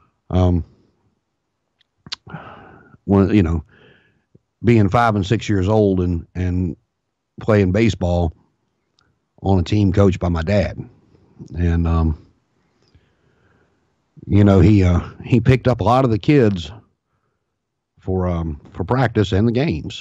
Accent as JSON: {"language": "English", "town": "Martinsville", "region": "Virginia", "country": "United States", "tie": "born or raised there", "lives_now": "Richmond, United States", "said": "I was born and raised in Martinsville, Virginia, and moved to Richmond."}